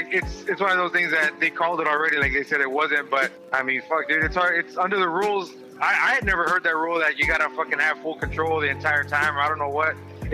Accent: Weslaco, Texas, United States; I'm from Westaco, down in.

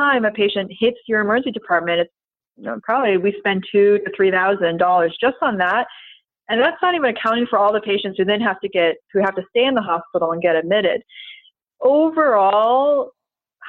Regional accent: Florida, United States; I'm from Florida

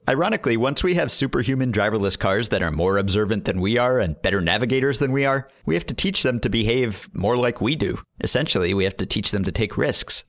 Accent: New York City, New York, United States; I grew up in Manhattan, and so I never needed to drive.

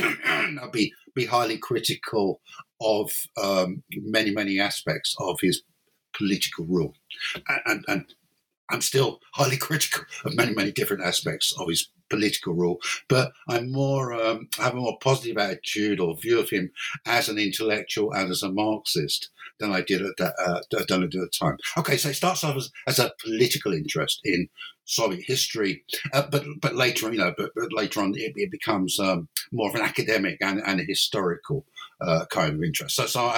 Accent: London, United Kingdom; moved away as an adult; now in Cork, Ireland; Originally, I'm English or British. I came from I'm from London basically, and then in 1992 I moved to Ireland to take up an academic post at University College Cork

